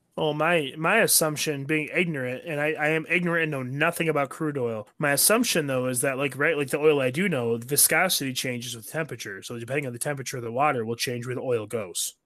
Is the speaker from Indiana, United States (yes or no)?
no; Michigan, United States; I was born and raised in Michigan